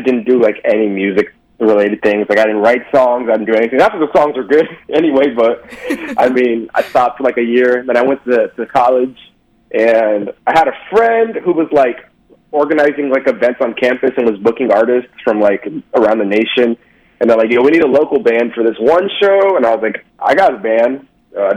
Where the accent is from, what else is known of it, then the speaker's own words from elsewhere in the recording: Dallas, Texas, United States; born and raised Dallas, Texas, but my familia is from El Defe, Mexico City